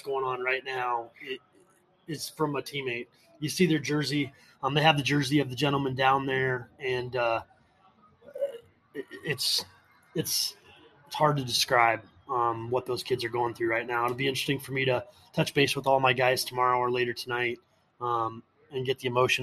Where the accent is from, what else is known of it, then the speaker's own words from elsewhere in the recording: Des Moines area, Iowa, United States; I'm originally from the Des Moines area